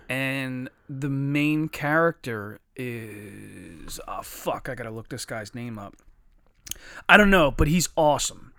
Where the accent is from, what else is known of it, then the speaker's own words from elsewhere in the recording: Chester, Pennsylvania, United States; I grew up with guys in Chester that fought fucking dogs every day